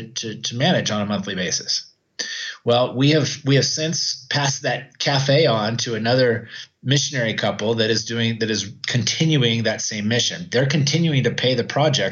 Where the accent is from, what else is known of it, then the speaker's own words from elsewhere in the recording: Oroville, California, United States; moved away as an adult; also born or lived in Idaho; now in Arequipa, Peru; I grew up in Oroville, California in the U.S., and spent most of my life there.